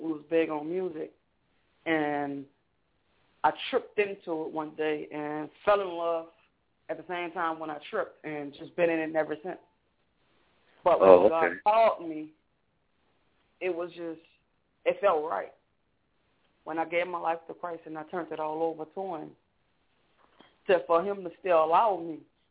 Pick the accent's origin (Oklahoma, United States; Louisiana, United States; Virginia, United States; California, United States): Louisiana, United States; New Orleans; moved away; I'm from New Orleans, Louisiana. If anybody from New Orleans, I'm from the Seven Wall